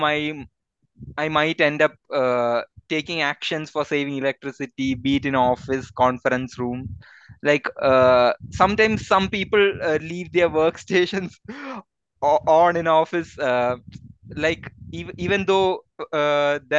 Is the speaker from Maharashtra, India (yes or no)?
no; Kollam, Kerala, India; also born or lived in Gujarat; now in Bangalore, India; I grew up in the city of Kollam, which has a lot of this colonial influences